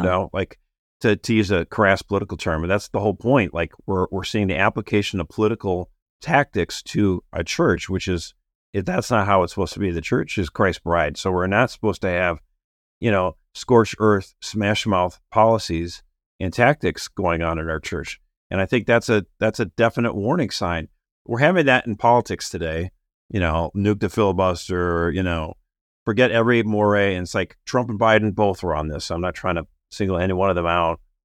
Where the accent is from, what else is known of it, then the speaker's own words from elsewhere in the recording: Minneapolis, Minnesota, United States; my hometown in Minneapolis